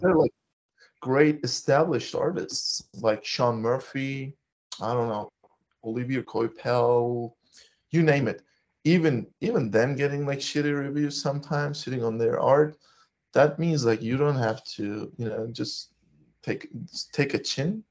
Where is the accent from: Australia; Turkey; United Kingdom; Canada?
Turkey; I'm from Turkey